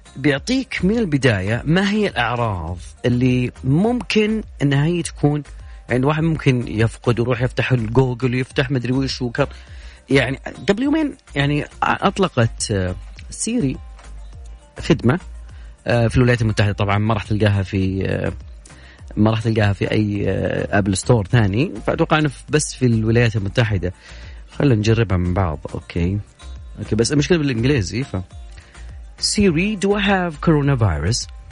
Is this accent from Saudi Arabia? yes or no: yes; Saudi Arabia; عندنا في المملكة العربية السعودية